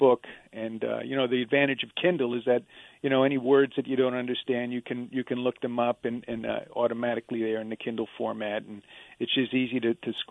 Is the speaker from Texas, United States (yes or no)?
no; Long Island, New York, United States; also born or lived in Queens, New York; I was born in Queens. I was basically lived my entire life on Long Island, except for the 3 years where I was in seminary